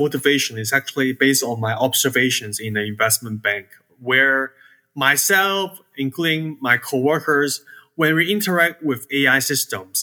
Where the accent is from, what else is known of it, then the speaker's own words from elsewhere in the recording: Hong Kong; now in Georgia, United States; I was born and raised in Hong Kong